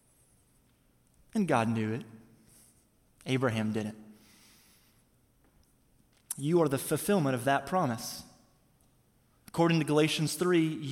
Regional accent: Missouri, United States; now in Tampa, United States; I'm from Missouri, so is my wife

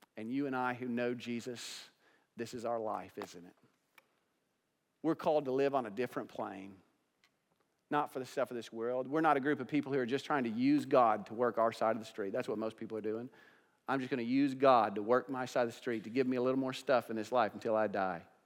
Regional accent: United States; also born or lived in Johnson County; we as American Christians

